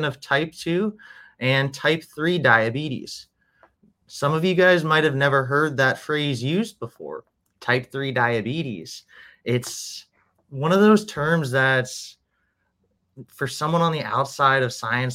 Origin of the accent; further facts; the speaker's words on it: Orlando, Florida, United States; also born or lived in New Hampshire, United States; now in Miami, United States; And then I was in Orlando for about 17 years. I went to high school there